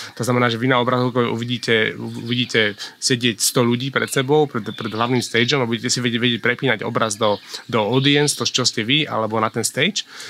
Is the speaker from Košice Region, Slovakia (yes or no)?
no; Bratislava, Bratislava Region, Slovakia; also born or lived in Smolnícka Huta; narodil som sa v Bratislave